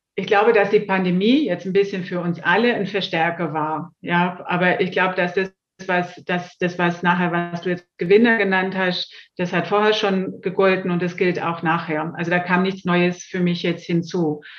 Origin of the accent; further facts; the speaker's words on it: Swabia, Baden-Württemberg, Germany; accent: Swabian; now in Munich, Germany; wie man leicht hört, äh, habe ich auch einen schwäbischen Ursprung, einen schwäbischen Zungenschlag, lebe aber schon sehr lange und auch sehr gerne in Bayern